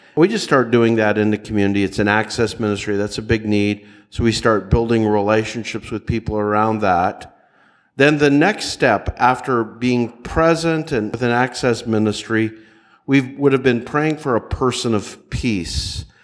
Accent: Nashville, Tennessee, United States; I'm from the Nashville area

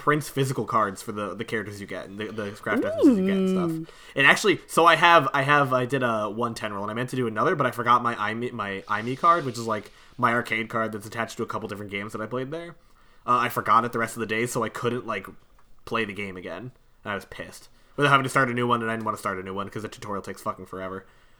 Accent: United States; Yeah, I'm American. I can't figure it out myself.

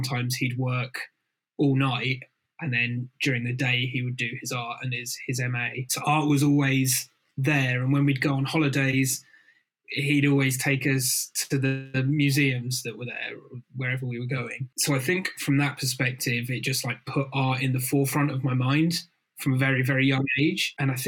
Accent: Folkestone, South East England, United Kingdom; Beaches by my folks' houses, a stone's throw away from the beach. So, you know, that was always a huge part of growing up.

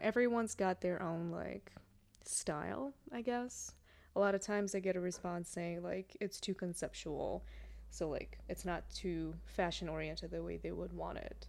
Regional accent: Russia; moved away; I grew up in Russia. I'm Russian

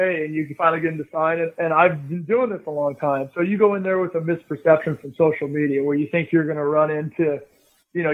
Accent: Oregon, United States; I'm from Oregon

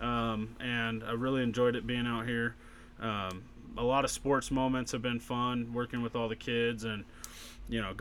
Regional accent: Salem, United States; moved away as an adult; I was born in Salem, lived there for a long time

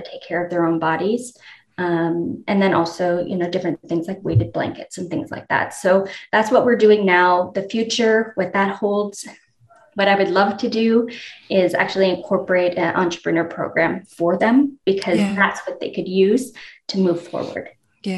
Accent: Moncton, New Brunswick, Canada; moved away as an adult; also born or lived in London / Kuwait; now in United States; born and raised in Moncton, Canada

